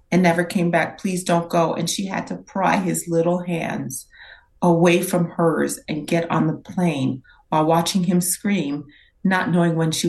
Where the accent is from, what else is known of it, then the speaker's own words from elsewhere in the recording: New York, United States; born there; I was born in New York. My brother and my sister were still in Haiti.